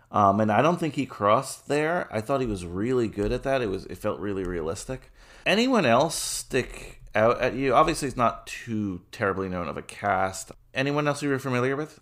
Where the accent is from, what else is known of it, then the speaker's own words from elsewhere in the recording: New Jersey, United States; also born or lived in New York; where I grew up in New Jersey